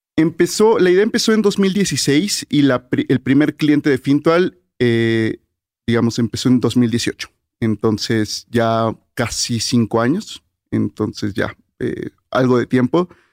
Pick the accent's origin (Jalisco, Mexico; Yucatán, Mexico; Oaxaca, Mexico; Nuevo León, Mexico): Yucatán, Mexico; Mérida; yo crecí en Mérida